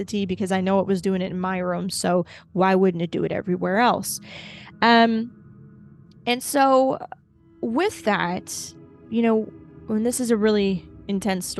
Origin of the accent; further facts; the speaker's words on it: Ohio, United States; I'm from Ohio